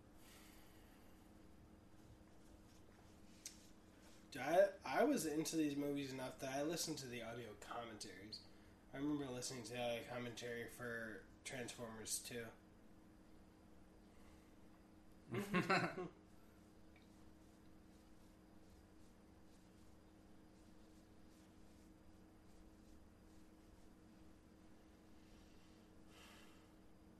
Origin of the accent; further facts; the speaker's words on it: Chicago, Illinois, United States; also born or lived in Germany; I was born in Germany, but I grew up in Chicago.